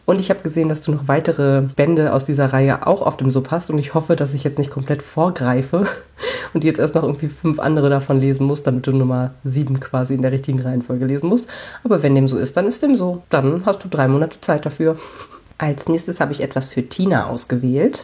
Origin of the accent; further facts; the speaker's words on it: Hamelin, Lower Saxony, Germany; ich komme aus Hameln